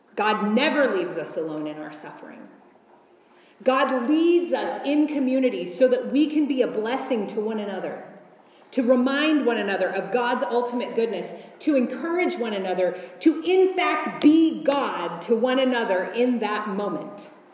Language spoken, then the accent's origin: English; United States; As an American woman in the 21st century